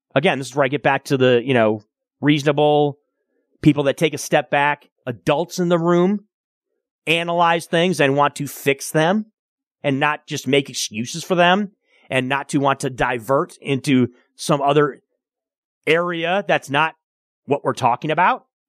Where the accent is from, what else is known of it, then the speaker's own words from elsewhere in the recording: Michigan, United States; Growing up in Michigan, obviously we do have tornadoes